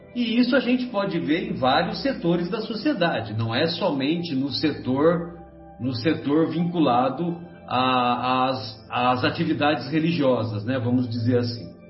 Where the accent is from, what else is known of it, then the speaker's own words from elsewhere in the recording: São José do Rio Pardo, São Paulo, Brazil; quando eu era moleque lá em São José do Rio Pardo